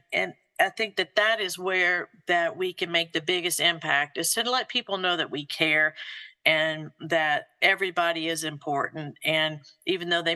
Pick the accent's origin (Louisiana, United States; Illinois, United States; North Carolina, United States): Louisiana, United States; moved away as an adult; also born or lived in Kentucky / Mississippi; now in Georgia, United States; I was born in Louisiana, and then my father and his work, we traveled a little bit about the South, Kentucky, Mississippi, but landed right back in the same area that he grew up and my mother grew up